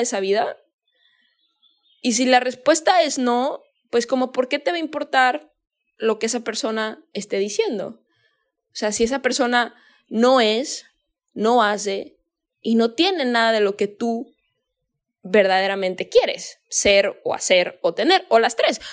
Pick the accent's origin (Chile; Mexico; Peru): Mexico; Guadalajara, Jalisco; yo soy de México, ¿no? Soy de Guadalajara.